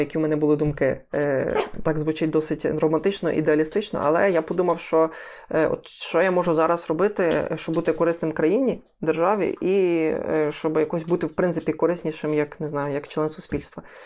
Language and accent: Ukrainian; Lviv, Lviv Oblast, Ukraine; я е, корінний львів'янин, все життя живу у Львові